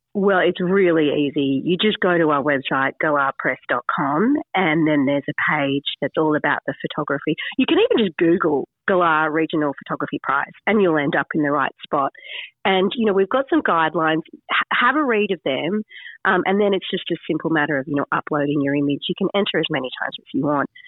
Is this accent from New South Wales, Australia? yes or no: yes; Sydney, New South Wales, Australia; moved away as an adult; also born or lived in regional Australia (farm); I came from the city. I grew up in Sydney